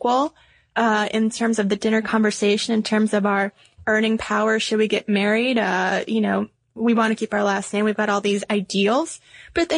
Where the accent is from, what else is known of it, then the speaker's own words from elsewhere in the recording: the South, United States; now in Atlanta, United States; we are good Southern girls. Born and raised in the South